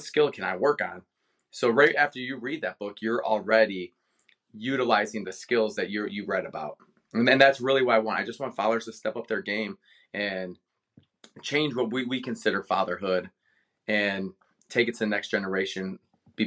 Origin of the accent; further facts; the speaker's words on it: Cleveland, Ohio, United States; moved away; born and raised in Cleveland